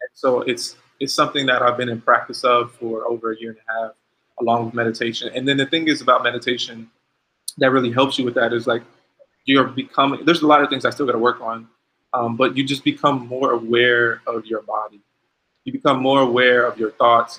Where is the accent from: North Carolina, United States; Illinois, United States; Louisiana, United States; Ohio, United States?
Ohio, United States; I'm from Ohio